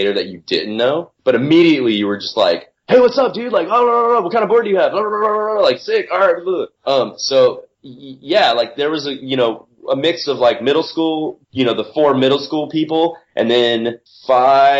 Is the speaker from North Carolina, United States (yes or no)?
yes; North Carolina, United States; There was a skate park in my hometown in North Carolina